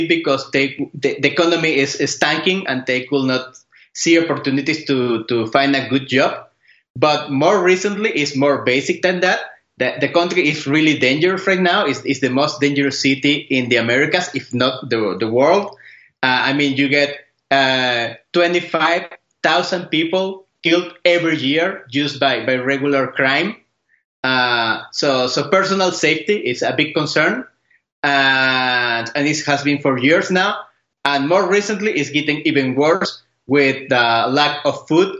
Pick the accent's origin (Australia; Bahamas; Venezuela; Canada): Venezuela; moved away as an adult; also born or lived in Japan; I am Venezuelan. I was born and raised in Venezuela until 2006.